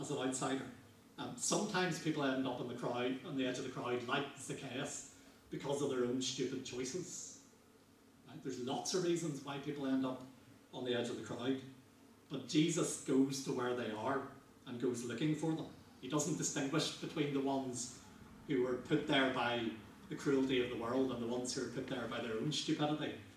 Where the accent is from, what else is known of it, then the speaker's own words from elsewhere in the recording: Northern Ireland, United Kingdom; growing up in Northern Ireland